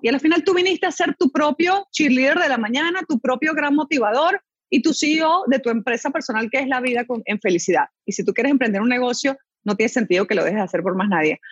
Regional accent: Venezuela; moved away as an adult; also born or lived in Chile; now in Panama; me crié en Venezuela

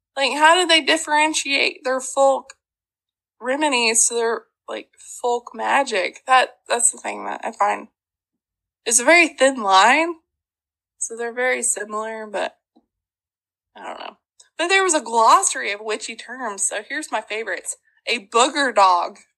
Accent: Arkansas, United States; accent: Ozark; I'm from Arkansas.

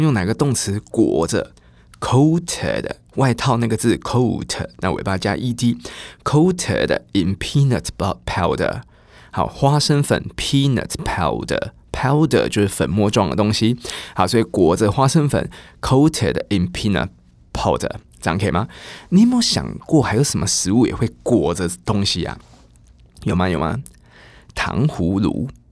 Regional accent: Taiwan; moved away as an adult; also born or lived in United States / United Kingdom; 从小在台湾我们都是学美式英文

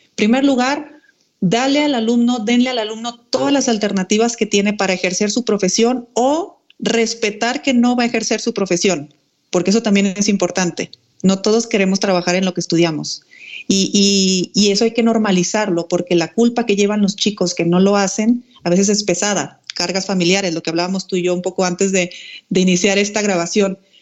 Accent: Mexico; moved away as an adult; also born or lived in Spain; yo soy mexicana.

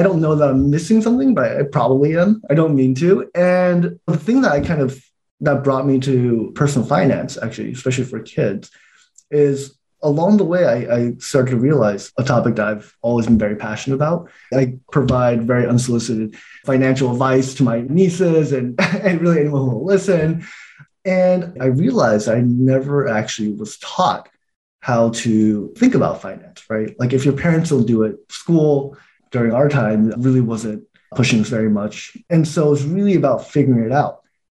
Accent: Taiwan; born there; moved away; You know, I was born in Taiwan. We immigrated here.

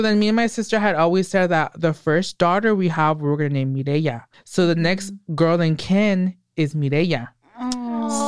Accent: Hollister, California, United States; also born or lived in Watsonville, California; I was born in Watsonville, didn't live there much. I lived here a little bit, like till I was nine or 10, and oh, then okay. moved to Hollister

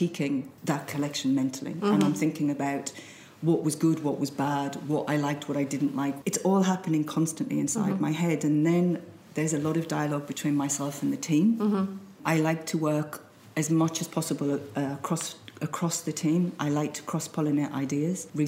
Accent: Sunderland, North East England, United Kingdom; moved away; I was born in the Northeast in an area that was quite depressed.

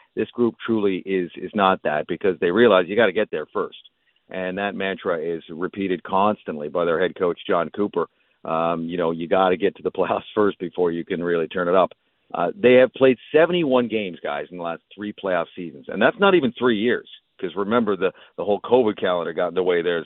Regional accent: Vancouver, British Columbia, Canada; now in Tampa, United States; I'm from Vancouver

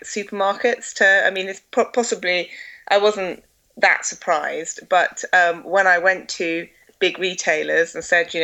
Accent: Essex, East of England, United Kingdom; now in Scotland, United Kingdom; I grew up in Essex, but my family are all from Scotland, so I've moved back to Scotland.

